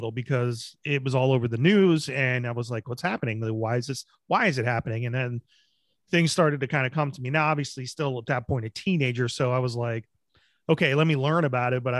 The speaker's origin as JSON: {"language": "English", "country": "United States", "said": "as Americans"}